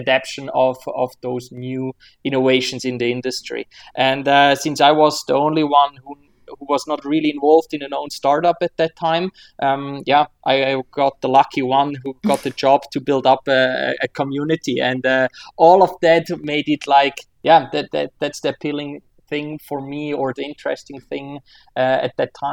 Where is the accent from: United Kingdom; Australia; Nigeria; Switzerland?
Switzerland; I'm born and raised in Switzerland